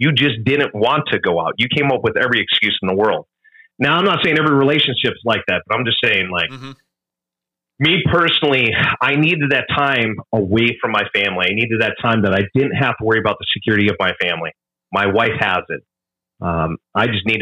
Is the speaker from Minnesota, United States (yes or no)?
yes; Minnesota, United States; Like I grew up in the Midwest, Minnesota.